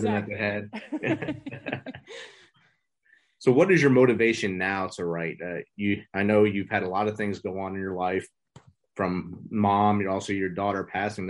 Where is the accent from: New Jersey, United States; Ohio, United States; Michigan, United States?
New Jersey, United States; moved away as an adult; also born or lived in Georgia / Midwest / South; I grew up in New Jersey